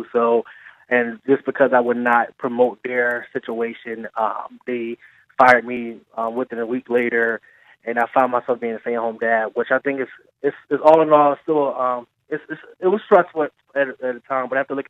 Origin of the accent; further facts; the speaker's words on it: Philadelphia, Pennsylvania, United States; I am from Southwest Philadelphia.